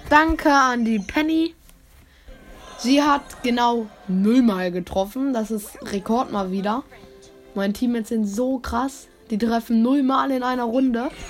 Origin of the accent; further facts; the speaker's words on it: Germany; Also ich komme ja aus Deutschland.